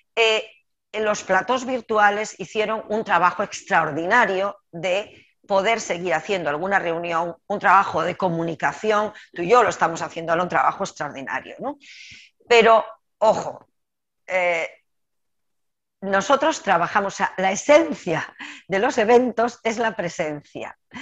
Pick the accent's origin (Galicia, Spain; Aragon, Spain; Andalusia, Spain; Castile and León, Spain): Galicia, Spain; como gallega no voy a ser capaz